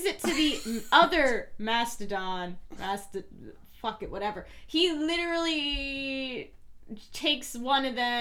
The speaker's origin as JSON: {"language": "English", "region": "New Jersey", "country": "United States", "accent": "Jersey", "said": "my Jersey accent"}